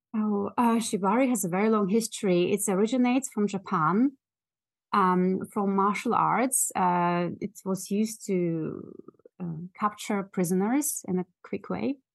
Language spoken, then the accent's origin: English; Germany; moved away as an adult; also born or lived in Russia; now in London, United Kingdom; my parents, uh, moved with me as a small child to Germany, where I grew